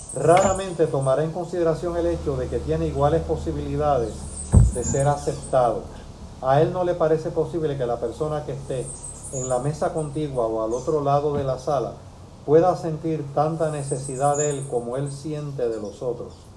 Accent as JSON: {"language": "Spanish", "country": "Cuba", "tie": "born or raised there", "moved": "yes", "lives_now": "Puerto Rico", "said": "yo nací en Cuba"}